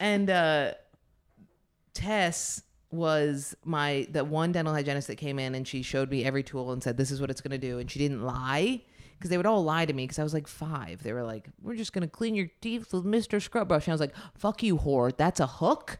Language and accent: English; Ithaca, New York, United States; also born or lived in Lansing, New York; I grew up in Ithaca, which is, like, very liberal